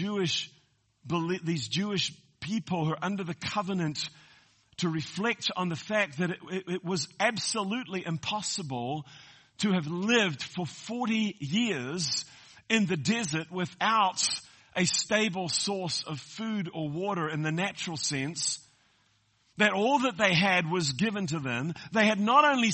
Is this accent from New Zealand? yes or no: yes; New Zealand; moved away as an adult; now in United States; I'm a Kiwi that's come to America. I call myself an Amerikiwi.